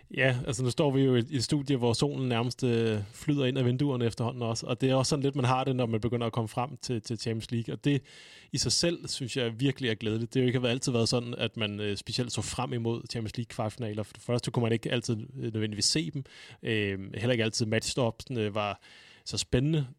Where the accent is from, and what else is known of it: Denmark